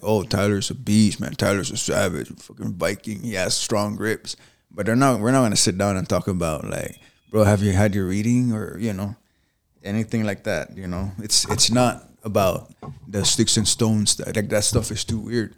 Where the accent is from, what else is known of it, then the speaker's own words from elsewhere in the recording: Saipan, Northern Mariana Islands; also born or lived in Spanaway, Washington; now in United States; I was born in Saipan.